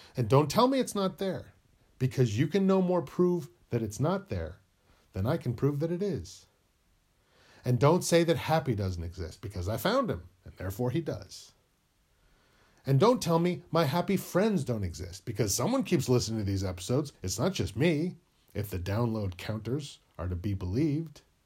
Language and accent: English; New England, United States; moved away as an adult; now in California, United States; I was born in New England, and I moved to California when I was twenty-three